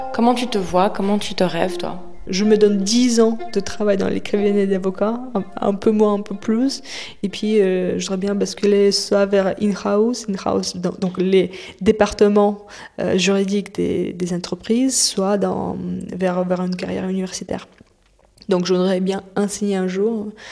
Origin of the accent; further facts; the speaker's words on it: Moscow, Russia; now in France; je suis née à, Moscou dans les années 90